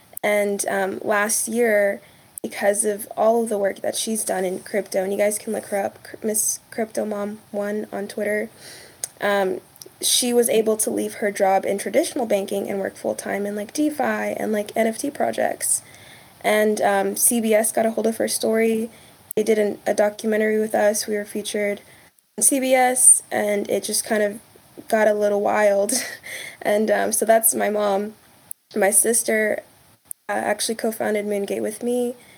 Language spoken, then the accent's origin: English; Texas, United States; I grew up in Texas, but family's from Kenya.